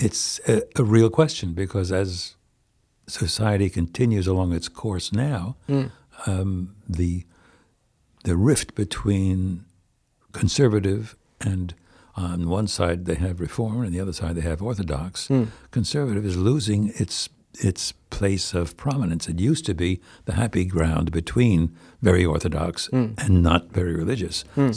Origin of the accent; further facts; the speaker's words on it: White Plains, New York, United States; I come from White Plains, New York, which has 4 basic synagogues.